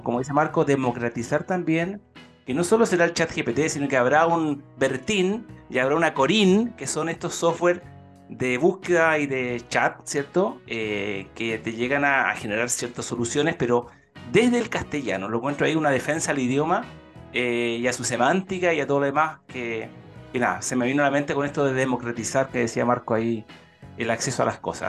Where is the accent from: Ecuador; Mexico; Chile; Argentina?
Chile; Ñuble; la región de Ñuble, ¿ah? ahí mi tierra natal